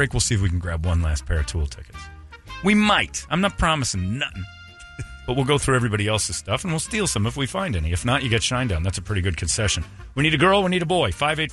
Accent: Cedar Lake, Indiana, United States; Cedar Lake, Indiana, which is kind of my hometown

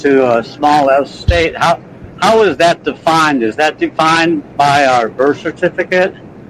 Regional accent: Ohio, United States; now in Georgia, United States; Well, if I live in Georgia and I was born in Ohio

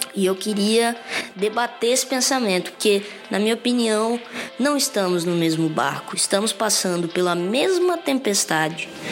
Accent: Espírito Santo, Brazil; moved away; also born or lived in São Paulo; o meu estado reconheceu e validou o meu ser artístico capixaba

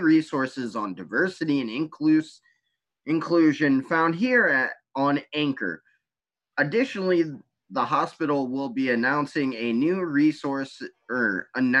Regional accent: United States; I am so proud of being an American.

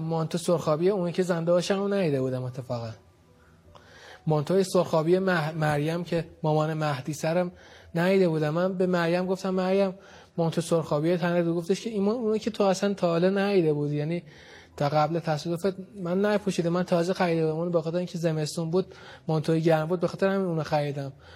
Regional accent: Tehran, Tehran Province, Iran; من بچه بلوک 20 لویزانسم ما هیئت میرفتیم اونجا یعنی بچگی تو اون هیئت محبان خانم فاطمه زهره اونجا دیگه تو اون هیئت بزرگ شدیم

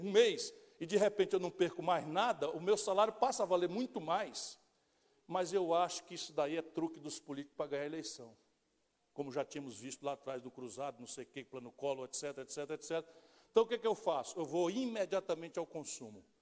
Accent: Northeast Region, Brazil; porque eu sou nordestino, eu sei o que é um cidadão sair do seu ambiente, da sua casa e migrar para vencer na vida

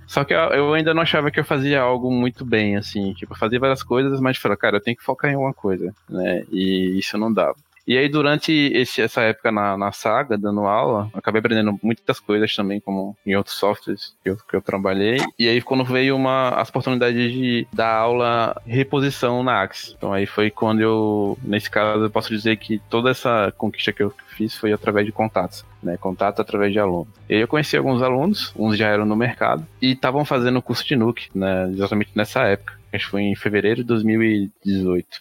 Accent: Aracaju, Sergipe, Brazil; moved away as an adult; now in São Paulo, Brazil; eu sou de Aracaju, Sergipe, nasci lá, fiquei lá até os 22 anos. E aí eu vim pra São Paulo.

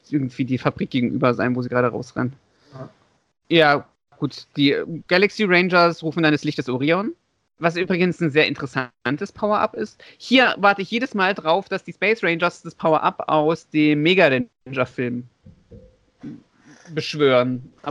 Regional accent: Leipzig, Saxony, Germany; born there; Das ist übrigens gebürtiger Leipziger, sehe ich gerade. Haha, genauso wie ich.

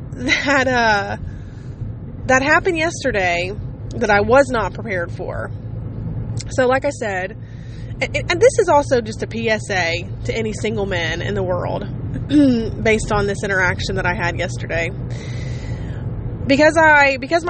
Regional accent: Ohio, United States; I just told him Ohio.

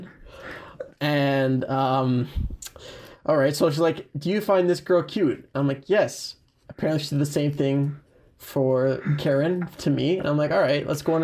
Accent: Mississauga, Ontario, Canada; I grew up in Mississauga mostly

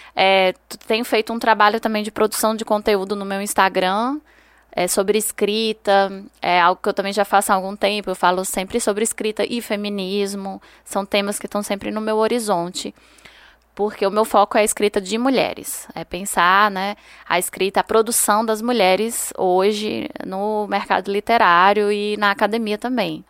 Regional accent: Juazeiro do Norte, Ceará, Brazil; moved away as an adult; now in Petrolina, Brazil; eu sou cearense, de Juazeiro do Norte, interior do Ceará, e moro aqui em Petrolina, na, no sertão do Pernambuco, há 5 anos

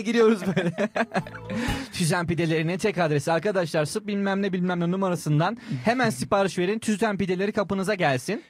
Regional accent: Samsun, Turkey; Ben Samsunluyum.

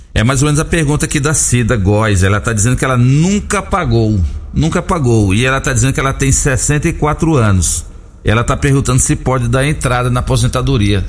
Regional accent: Brasília, Federal District, Brazil; moved away; lá na minha capital, lá na, na cidade onde eu nasci, Brasília

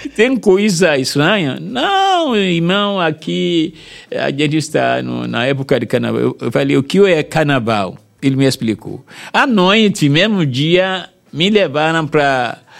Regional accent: Nigeria; Portuguese is a second language; moved away as an adult; now in Salvador, Brazil; um governador chegou aqui da minha terra

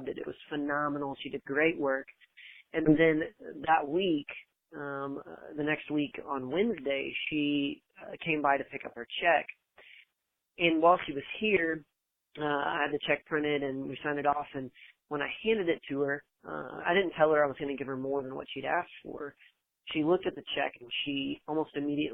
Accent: San Marcos, Texas, United States; I'm from San Marcos, Texas

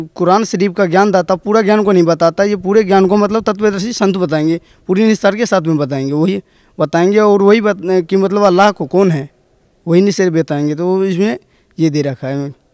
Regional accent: Tulsiyahi village, Dhanusha district, Madhesh Province, Nepal; moved away; जिला धोनसा गांव तुलसियाई नेपाल से रहने वाला हूँ

